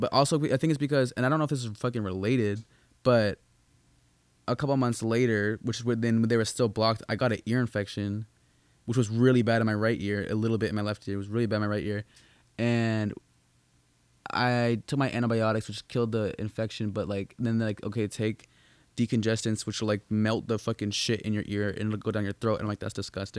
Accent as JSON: {"language": "English", "town": "Boston", "region": "Massachusetts", "country": "United States", "tie": "born or raised there", "also_born_or_lived": "New Hampshire", "moved": "yes", "said": "I'm originally from Massachusetts"}